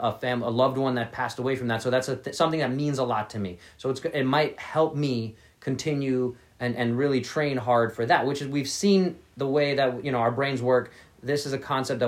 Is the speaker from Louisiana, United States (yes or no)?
no; New York City, New York, United States; I grew up in New York City, so I didn't have a car for a very long time